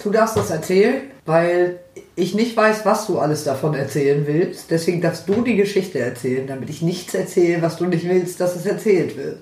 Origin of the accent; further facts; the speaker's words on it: Northern Germany, Germany; ich komme aus dem Norden, schon immer gewesen